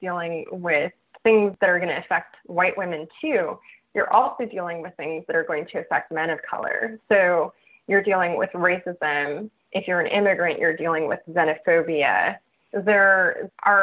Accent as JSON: {"language": "English", "town": "Los Angeles", "region": "California", "country": "United States", "tie": "born or raised there", "said": "I grew up in East Los Angeles, which is a primarily Mexican and Central American immigrant and descendant of immigrant community"}